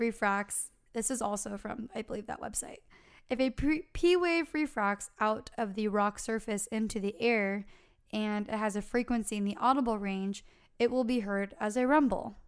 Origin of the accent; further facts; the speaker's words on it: California, United States; we're from California